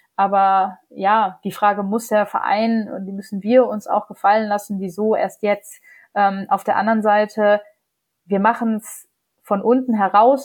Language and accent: German; Germany; bei uns in Deutschland